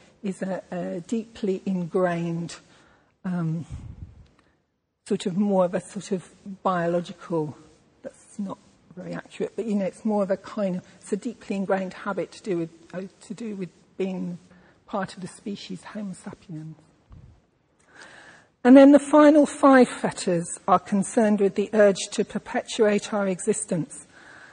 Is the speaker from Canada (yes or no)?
no; England, United Kingdom; I am a white, middle-class English woman